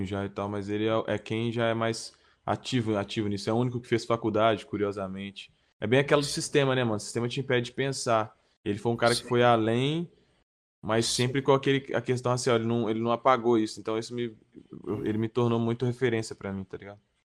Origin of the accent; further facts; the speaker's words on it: Nova Lima, Minas Gerais, Brazil; eu sou de Nova Lima, interior aqui, mas região metropolitana de BH.